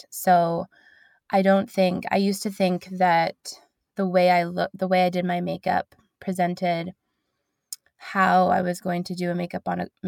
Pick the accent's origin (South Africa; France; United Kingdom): United Kingdom; London; People in London, I'm from London, people in London were getting to know me, and I was very like local.